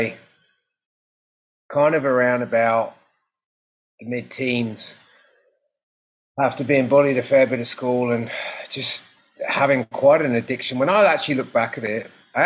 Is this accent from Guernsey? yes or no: yes; Guernsey; moved away; growing up in Guernsey in the Channel Islands